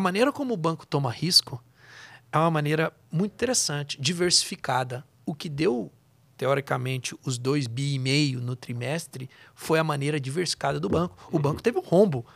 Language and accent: Portuguese; Goiás, Brazil; moved away; Eu venho lá de Goiás